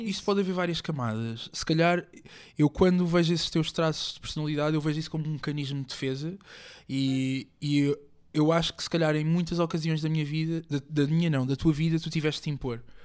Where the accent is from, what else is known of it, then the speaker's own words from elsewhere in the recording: Moita, Setúbal, Portugal; also born or lived in Africa (born, likely Angola); eu cresci na Moita. Vivi lá mais de 20 anos